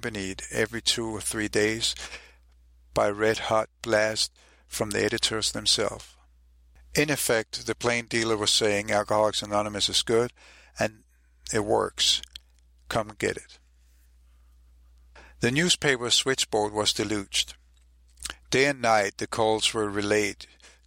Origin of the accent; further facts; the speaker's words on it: Copenhagen, Capital Region of Denmark, Denmark; I'm also from Copenhagen, Denmark